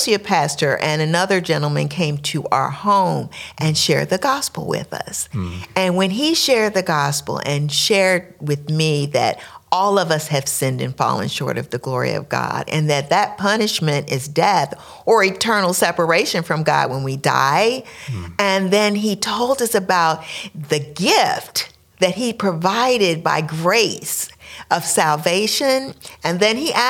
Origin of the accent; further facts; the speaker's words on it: Washington, District of Columbia, United States; moved away; also born or lived in Maryland; I was born and raised in Washington, D.C. We moved here 4.5 years ago from Maryland